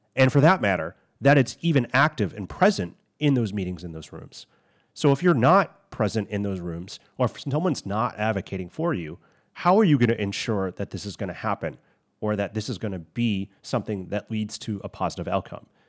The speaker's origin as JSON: {"language": "English", "country": "United States", "said": "I'm Chinese American"}